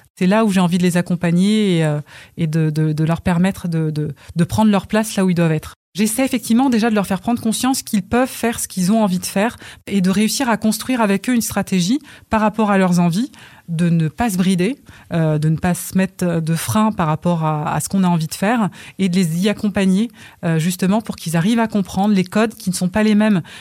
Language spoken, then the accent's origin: French; Val-de-Reuil, Normandy, France; also born or lived in Congo; Val d'Oreuil, euh, c'est ma maison. c'est là où j'ai grandi.